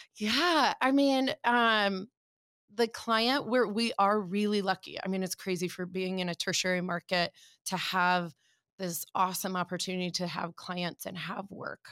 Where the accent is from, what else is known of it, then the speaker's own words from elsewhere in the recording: Omaha, Nebraska, United States; moved away as an adult; also born or lived in Chicago; I was born and raised in Omaha